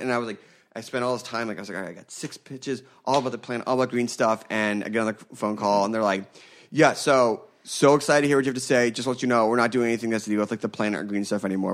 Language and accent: English; Philadelphia, Pennsylvania, United States; I grew up in Philadelphia